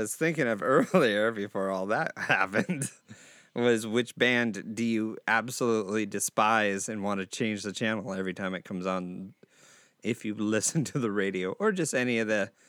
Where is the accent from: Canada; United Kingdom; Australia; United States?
United States; Seattle, Washington; we grew up in Seattle area